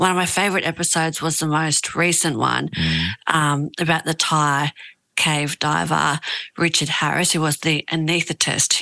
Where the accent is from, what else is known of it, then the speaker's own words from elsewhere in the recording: Australia; also born or lived in Tahiti, French Polynesia; they had my older brother, myself, and then we moved to Australia when I was like 2